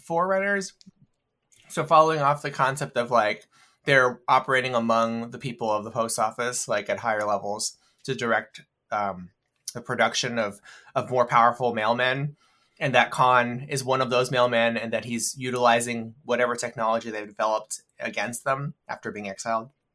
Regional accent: United States; I'm an American

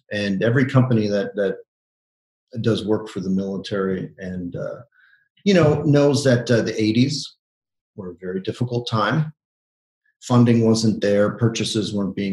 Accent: Montreal, Quebec, Canada; also born or lived in Toronto; I grew up in Montreal

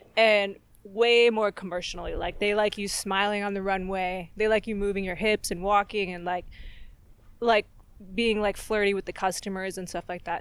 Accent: Fallbrook, California, United States; North San Diego, like Fallbrook is my hometown.

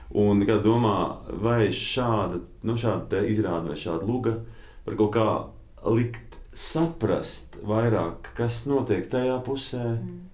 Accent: Latvia; mēs esam latvieši

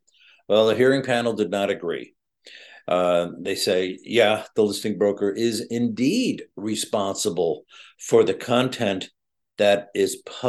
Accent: New England, United States; I'm from New England.

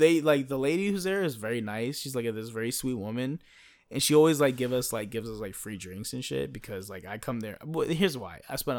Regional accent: United States; well, no, bitch, I'm American.

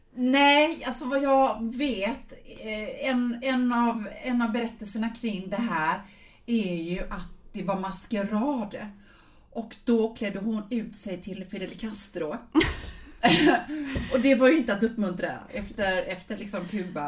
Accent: Sweden; som svensk

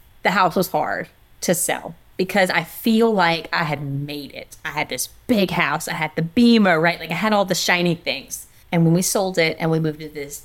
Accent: South Louisiana, United States; I'm from South Louisiana

